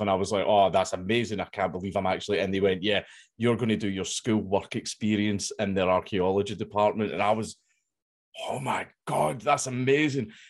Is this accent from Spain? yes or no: no; Coatbridge, Scotland, United Kingdom; I grew up in Coatbridge. That's where I grew up and everything.